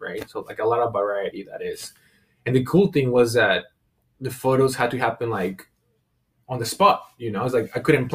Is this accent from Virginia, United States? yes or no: no; San Diego, California, United States; I grew up in San Diego